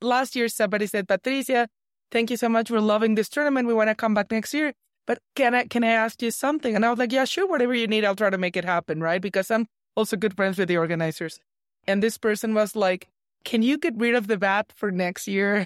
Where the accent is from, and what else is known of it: Mexico; English is a second language